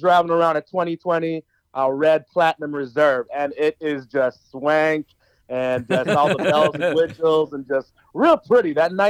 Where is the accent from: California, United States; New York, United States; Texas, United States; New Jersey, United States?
New Jersey, United States; now in Atlanta, United States; I'm actually from New Jersey, and I've been living in Atlanta, Georgia since 2003, actually.